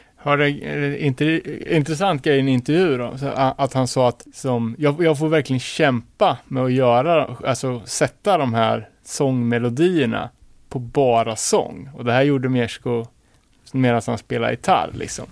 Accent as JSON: {"language": "Swedish", "town": "Örebro", "region": "Örebro County", "country": "Sweden", "said": "som örebroare"}